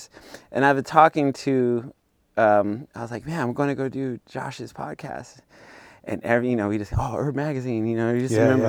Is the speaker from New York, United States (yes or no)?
no; Bakersfield, California, United States; I'm from Bakersfield, and, born you know